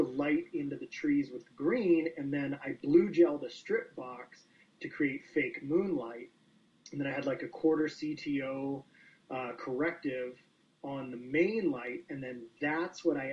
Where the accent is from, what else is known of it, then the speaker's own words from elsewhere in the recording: Chicago, Illinois, United States; now in Calgary, Canada; I grew up in Chicago